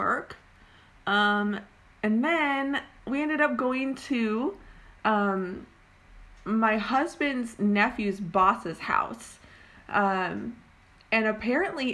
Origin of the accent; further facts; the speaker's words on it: Oregon, United States; moved away as an adult; now in California, United States; I am originally from Oregon, and we moved down to California like 2 years ago